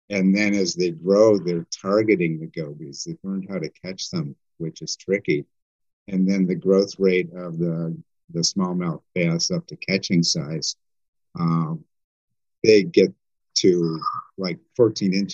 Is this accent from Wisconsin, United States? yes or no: yes; Wisconsin, United States; like I'm from Wisconsin.